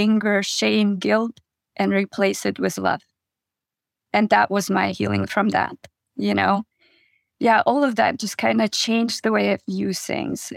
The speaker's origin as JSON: {"language": "English", "country": "Kazakhstan", "tie": "born or raised there", "moved": "yes", "said": "I grew up in Kazakhstan in a very, very small village."}